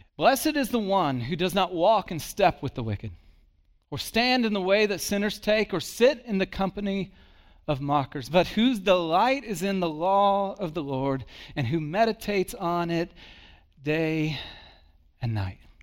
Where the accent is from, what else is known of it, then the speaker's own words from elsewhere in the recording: Texas, United States; I was born in Texas